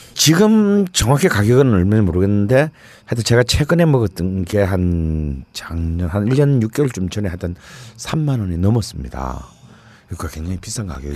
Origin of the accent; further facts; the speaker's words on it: Busan, South Korea; moved away as an adult; also born or lived in Seoul / Damyang; 부산에서 태어났지만 담양에 묻히고 싶다